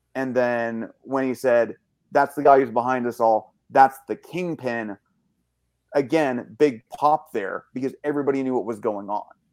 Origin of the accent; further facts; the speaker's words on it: Canada; so being Canadian